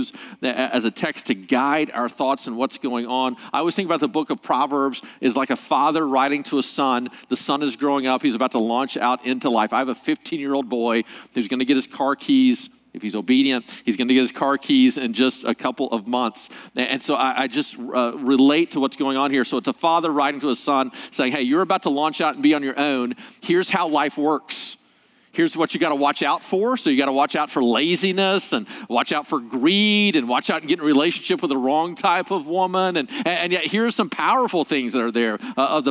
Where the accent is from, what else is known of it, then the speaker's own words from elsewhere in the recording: Arkansas, United States; moved away as an adult; now in California, United States; I'm actually from Arkansas, moved to California 2.5 years ago